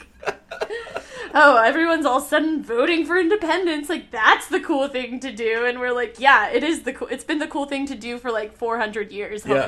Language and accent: English; United States; moved away; I'm an American living in, like, now, like, a global society